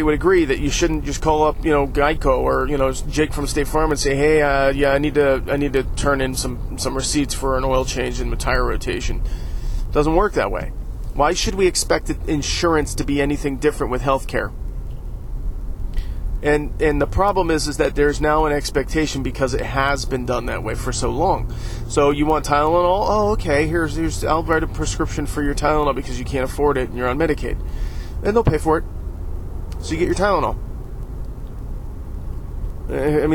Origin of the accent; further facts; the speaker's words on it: United States; we as an American people